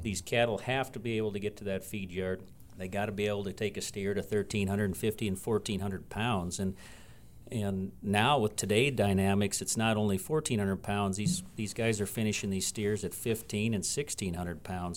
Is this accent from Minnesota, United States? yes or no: yes; West Central Minnesota, United States; moved away as an adult; also born or lived in western South Dakota; now in Belle Fourche, United States; I grew up in Minnesota, and that's where Jason and I met, uh, grew up in the seed stock business back in West Central Minnesota